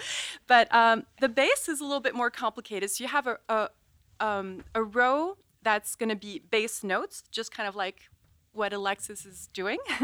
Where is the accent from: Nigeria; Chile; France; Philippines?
France; also born or lived in New York; now in United States; growing up in France